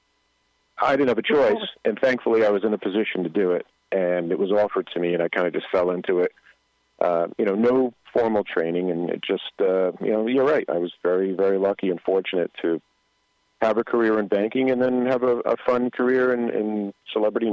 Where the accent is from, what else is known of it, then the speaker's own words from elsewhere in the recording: Paterson, New Jersey, United States; I grew up in Patterson, and we were, I hate to say poor, but we were rich in love